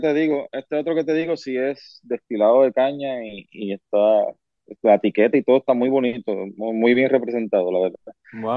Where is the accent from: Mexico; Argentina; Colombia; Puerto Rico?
Puerto Rico; Yabucoa; moved away as an adult; now in United States; yo me crié en Puerto Rico, viví allá hasta los 24 años